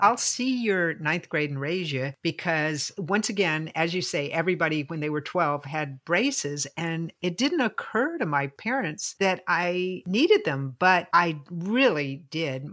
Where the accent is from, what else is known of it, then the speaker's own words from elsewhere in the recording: Lynchburg, Virginia, United States; They came to Lynchburg.